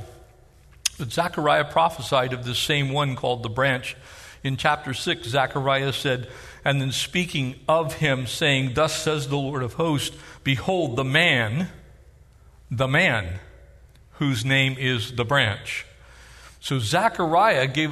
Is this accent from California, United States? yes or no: yes; North San Diego County, California, United States; growing up in North San Diego County